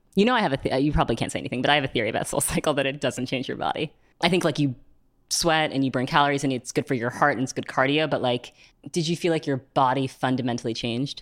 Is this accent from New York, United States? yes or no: yes; New York City, New York, United States; Growing up in New York City